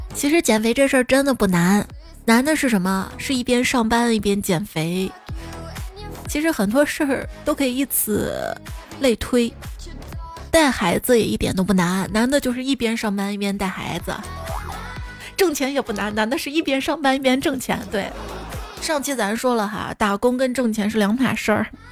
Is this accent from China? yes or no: yes; Xi'an, Shaanxi, China; 我是西安人，长这么大是第一次去大雁塔，到现在还没上过钟楼呢